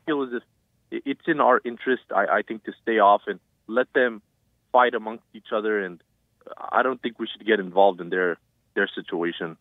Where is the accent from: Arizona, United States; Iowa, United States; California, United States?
California, United States; Hawthorne; also born or lived in Pasadena; I'm from Hawthorne